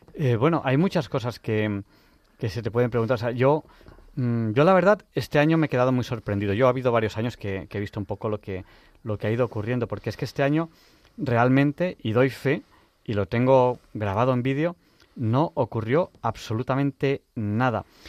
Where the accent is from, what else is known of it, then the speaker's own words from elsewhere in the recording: Barcelona, Catalonia, Spain; Yo soy de Barcelona